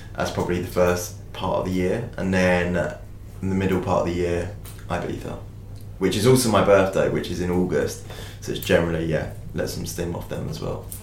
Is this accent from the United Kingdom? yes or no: yes; United Kingdom; I'm a British artist